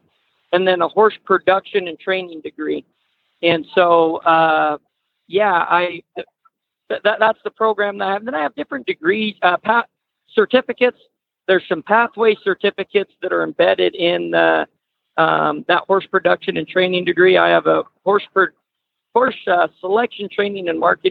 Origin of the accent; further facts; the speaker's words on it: Idaho, United States; also born or lived in Nevada; we moved over here to Nevada or Idaho and got more into the horses